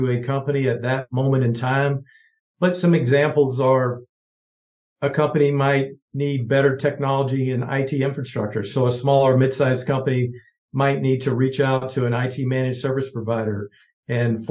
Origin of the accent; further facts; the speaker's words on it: Georgia, United States; now in Kansas City, United States; grew up in Georgia, small town of 5,000 people